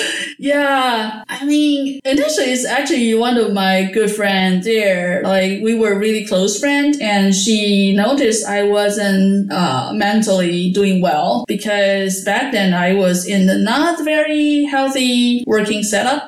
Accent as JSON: {"language": "English", "country": "Taiwan", "tie": "born or raised there", "also_born_or_lived": "United States", "moved": "as an adult", "lives_now": "Netherlands", "said": "I was born in Taiwan and I moved to the States for my PhD study."}